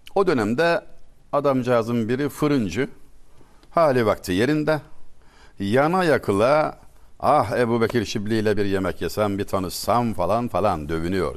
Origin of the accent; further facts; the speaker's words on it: Turkey; Biz asil Türkler